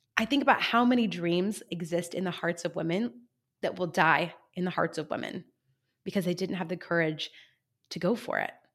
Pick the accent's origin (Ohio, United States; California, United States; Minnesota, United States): California, United States; San Luis Obispo; my hometown of San Luis Obispo here in sunny California